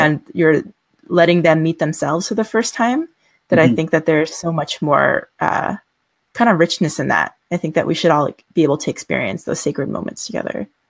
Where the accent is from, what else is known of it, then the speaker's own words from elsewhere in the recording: United States; we both happen to be Asian American